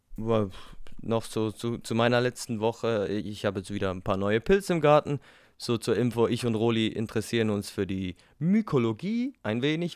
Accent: Switzerland; Ich bin Schweizer.

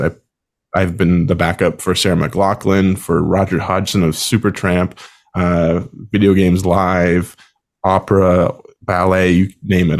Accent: Summerside, Prince Edward Island, Canada; moved away as an adult; also born or lived in Sackville, New Brunswick; I'm originally from Summerside, Prince Edward Island, Canada

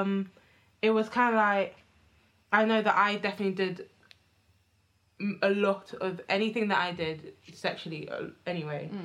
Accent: Enfield, London, United Kingdom; me growing up in Enfield

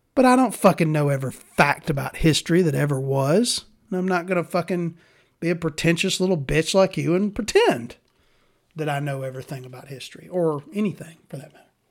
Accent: Alabama, United States; I'm from Alabama

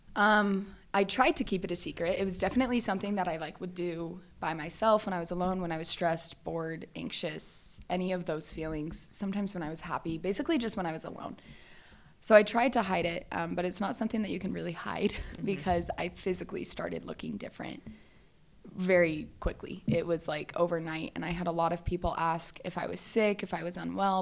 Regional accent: Valencia, California, United States; I grew up in Southern California, um, just like northern Los Angeles area. So it's called Valencia

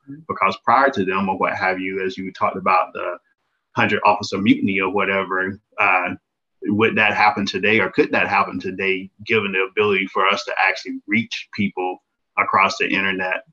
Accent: small town in southeast Alabama, United States; moved away as an adult; spent like 18 years growing up in Alabama

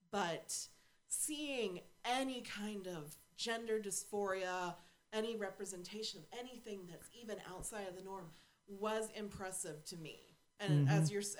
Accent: the South, United States; I mean, we grew up in the South

